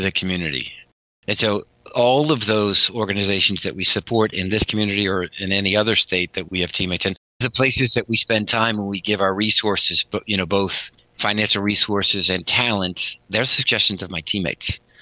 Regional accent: Northampton, Massachusetts, United States; also born or lived in Connecticut / Hingham, Massachusetts; now in Boston, United States; I grew up in Northampton, right? So, Western Mass.

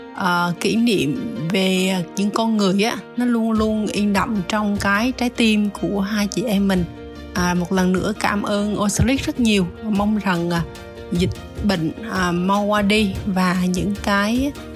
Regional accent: Vietnam; chỉ có hai chị em mình là người Việt thôi

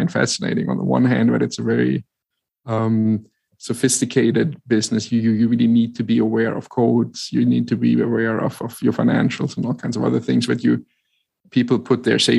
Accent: Germany; English is a second language; moved away as an adult; also born or lived in New York; I grew up in Germany and lived there for 30 years and then met my wife who lived in New York. So I relocated to be with her

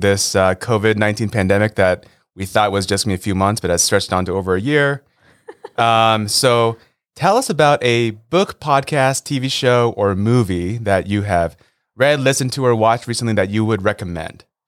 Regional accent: Los Angeles, California, United States; I grew up in Los Angeles as a diehard Lakers fan.

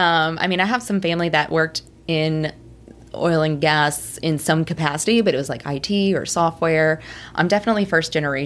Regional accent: Magnolia, Texas, United States; also born or lived in Houston, Texas; So I'm from Magnolia, Texas. That's where I was raised, born in Houston. So my whole family's in Houston.

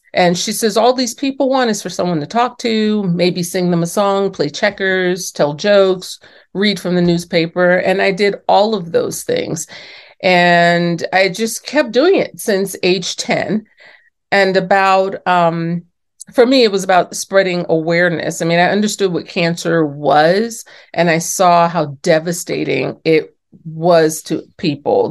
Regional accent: New York City, New York, United States; I was born and raised in New York City in the Bronx, actually, and my parents from the South

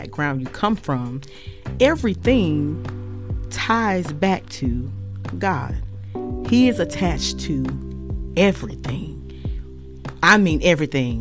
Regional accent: Charlotte, North Carolina, United States; I am originally from Charlotte, North Carolina

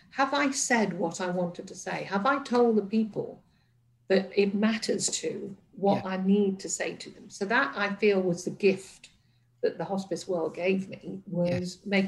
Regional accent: Liverpool, North West England, United Kingdom; born there; And I was born in Liverpool, and my mother had this thing about accents defined you and could often confine you.

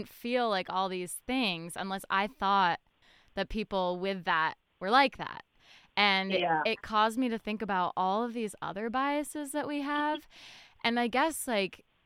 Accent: Fairfield, Connecticut, United States; we grew up in Fairfield, Connecticut, a bubble town

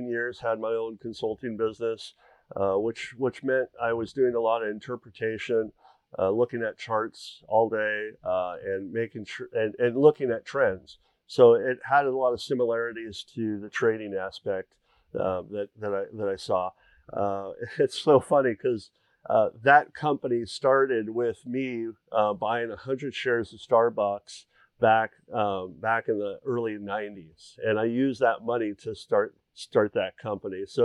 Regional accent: the Northwest, Pacific Northwest, United States; moved away as an adult; now in Tucson, United States; I grew up in the Northwest all my life

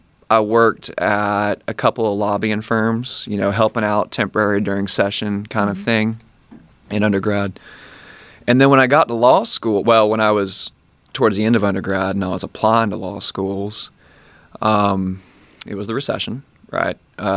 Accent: Tallahassee, Florida, United States; So I grew up here. I like it here.

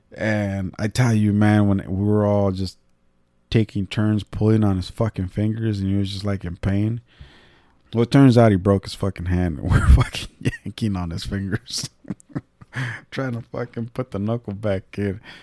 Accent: California, United States; moved away as an adult; now in Illinois, United States; I'm the cousin from California

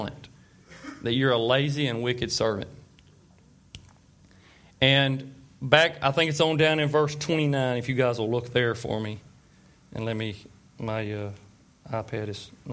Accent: Tyler, Texas, United States; I was born and raised right here in Tyler

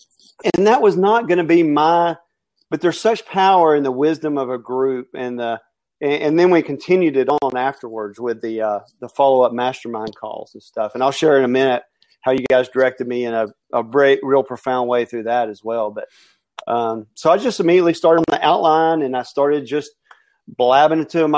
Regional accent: Alabama, United States; And I'm also from Alabama, which that equals poor grammar.

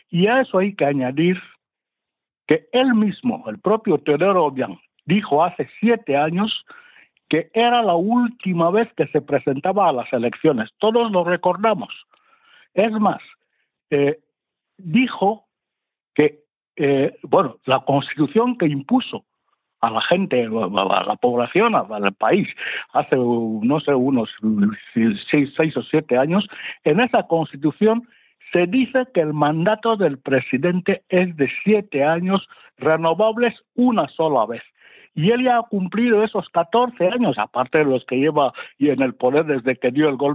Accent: Equatorial Guinea; cuanto sucede, cuanto acontece en mi país, en Guinea Ecuatorial.

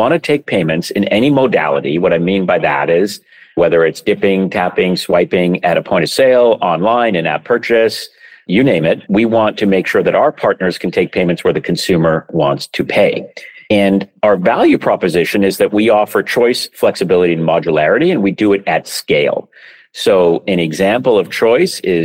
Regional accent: Vancouver, British Columbia, Canada; moved away; also born or lived in San Francisco; I grew up in Vancouver, Canada

